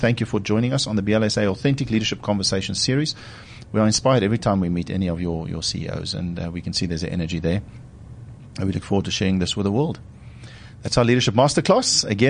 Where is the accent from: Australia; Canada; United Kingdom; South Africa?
South Africa; as a South African and almost 50-year-old at the time